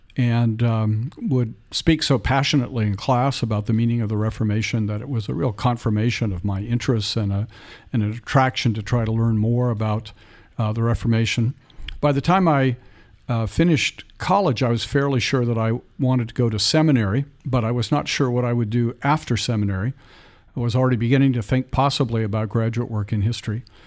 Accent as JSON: {"language": "English", "area": "San Francisco Bay Area", "region": "Northern California", "country": "United States", "tie": "born or raised there", "said": "I was raised in the San Francisco Bay Area in Northern California"}